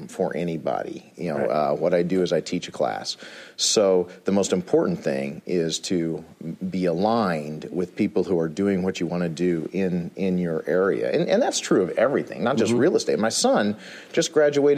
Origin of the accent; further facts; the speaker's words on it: Illinois, United States; I'm from Illinois